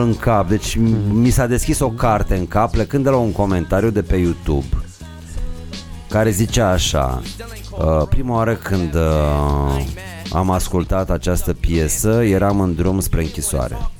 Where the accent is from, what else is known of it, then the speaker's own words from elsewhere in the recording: Moldavia, Romania; eu sunt moldovean